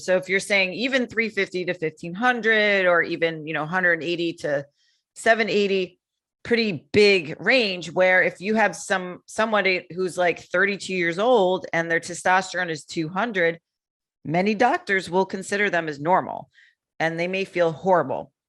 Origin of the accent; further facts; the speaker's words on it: Connecticut, United States; moved away as an adult; now in Florida, United States; I'm from Connecticut originally